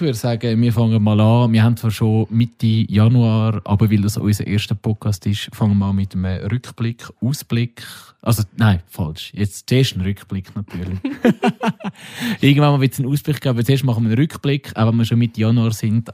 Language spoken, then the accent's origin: German; Switzerland; Wir sind Schweizer